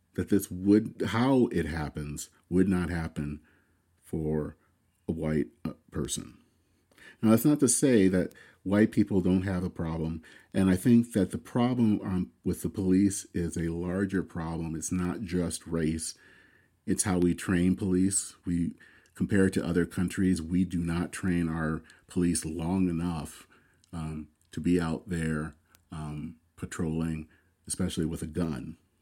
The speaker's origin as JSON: {"language": "English", "country": "United States", "said": "I am very proud as an American"}